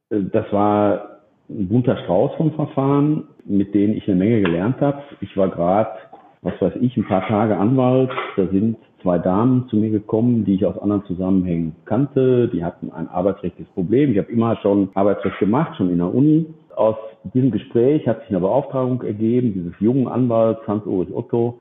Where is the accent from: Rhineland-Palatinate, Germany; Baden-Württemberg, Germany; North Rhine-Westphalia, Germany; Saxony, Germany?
North Rhine-Westphalia, Germany; Dortmund; ich bin Dortmunder.